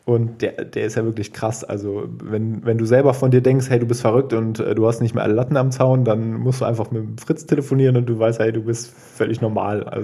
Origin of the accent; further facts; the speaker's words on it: Krefeld, North Rhine-Westphalia, Germany; Ähm, auch da wieder Krefeld. Ähm, ja, ich bin ja in Krefeld groß geworden